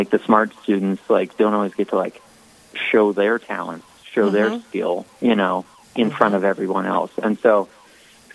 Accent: Minnesota, United States; now in Minot, United States; I'm from Minnesota

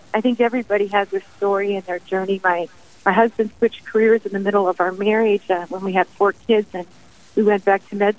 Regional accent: Bowdle, South Dakota, United States; now in North Dakota, United States; I was raised in South Dakota, living in North Dakota right now

